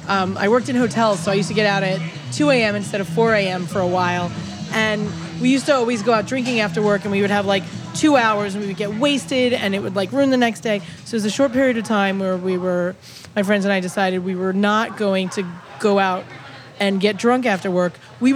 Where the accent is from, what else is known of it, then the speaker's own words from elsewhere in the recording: New York City, New York, United States; I grew up in Brooklyn